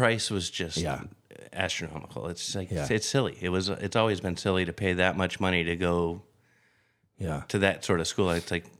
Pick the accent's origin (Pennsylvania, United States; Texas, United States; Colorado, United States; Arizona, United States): Arizona, United States; Phoenix; also born or lived in Glendale, Arizona / Tempe, Arizona; I grew up in the Phoenix metropolitan area. When I was little, Glendale. High school era was Tempe.